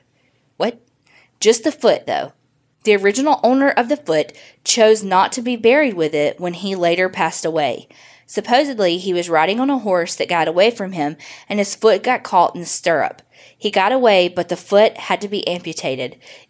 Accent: Mesquite, Texas, United States; I was born and raised in Mesquite, Texas, which is located near Dallas.

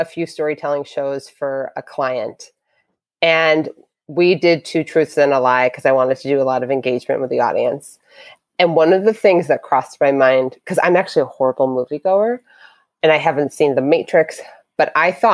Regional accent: outside of Hartford, Connecticut, United States; I grew up outside of Hartford

